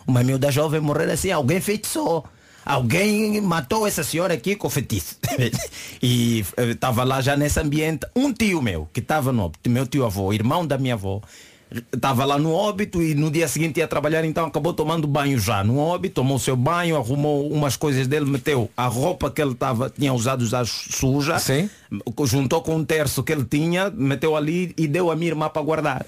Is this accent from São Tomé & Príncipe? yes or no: no; Angola; now in Portugal; eu sou angolano e nossas mães não, não nos deixam brincar com essas coisas.